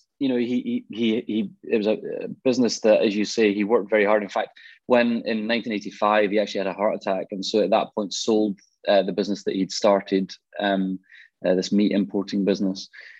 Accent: Glasgow, Scotland, United Kingdom; I grew up in Glasgow. You can probably, well, tell, you might not be able to tell by the accent. I've lived down south for a while, but I grew up in Glasgow and grew up in a Christian home.

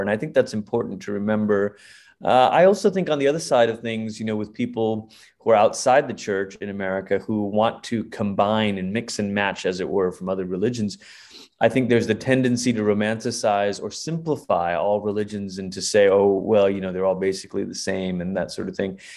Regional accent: Malaysia; now in United States; I am originally from Malaysia

